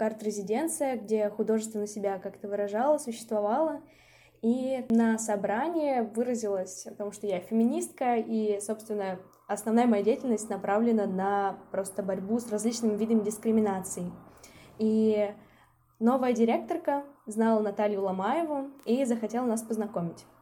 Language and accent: Russian; Izhevsk, Udmurtia, Russia; moved away as an adult; also born or lived in Saint Petersburg; now in Izhevsk, Russia; я родилась в Ижевске, это мой родной город